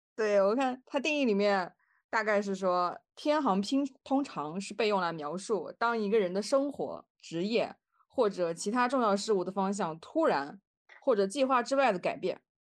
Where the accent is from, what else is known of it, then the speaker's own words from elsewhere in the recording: northern China, China; 那这个像我们北方人的话，就是侄女和侄女儿的区别。